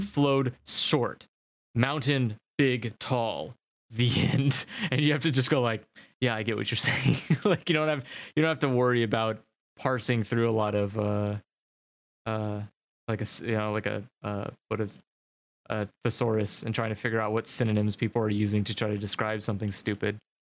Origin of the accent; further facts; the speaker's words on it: United States; I'm American